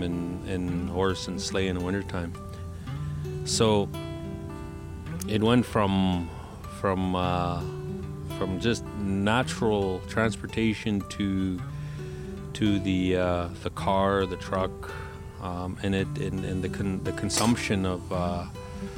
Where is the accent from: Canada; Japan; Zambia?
Canada; Paul Band, Alberta; I'm from Paul Bend, Nakota Sioux